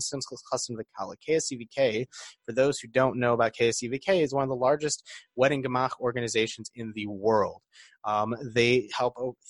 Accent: Detroit, Michigan, United States; I'm from Detroit

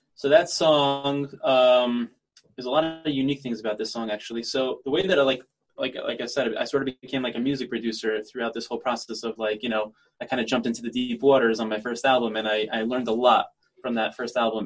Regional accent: United States; now in Israel; I'm living in Israel as an American singer

